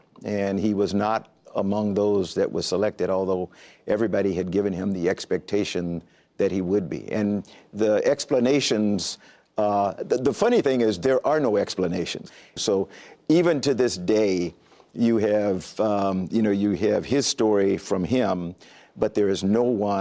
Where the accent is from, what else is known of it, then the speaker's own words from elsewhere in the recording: Columbia, South Carolina, United States; I came from the segregated South. So I grew up in Columbia, South Carolina